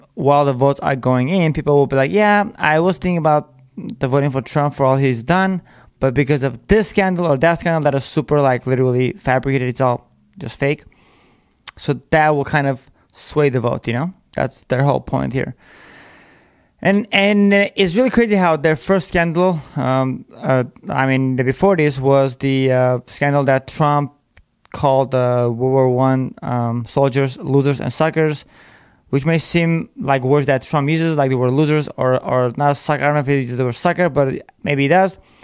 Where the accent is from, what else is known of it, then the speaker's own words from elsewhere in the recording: United States; We are American. We were born here to be here